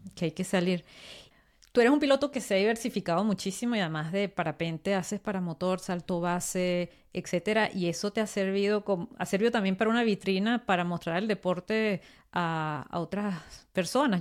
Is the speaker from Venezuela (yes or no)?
yes; Venezuela; now in France; yo vivo en Francia, pero yo vengo de Venezuela